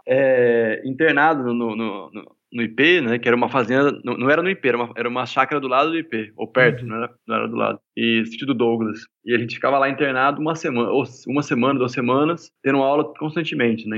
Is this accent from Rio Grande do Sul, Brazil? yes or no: no; São José do Rio Preto, São Paulo, Brazil; eu nasci em Rio Preto, interior de São Paulo